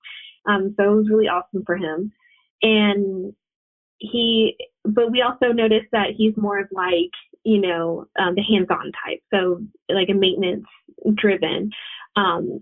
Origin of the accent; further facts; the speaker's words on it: Puerto Rico; moved away; we're from Puerto Rico